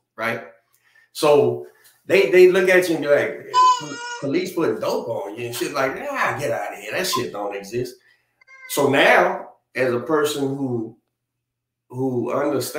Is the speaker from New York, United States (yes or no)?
no; New Orleans, Louisiana, United States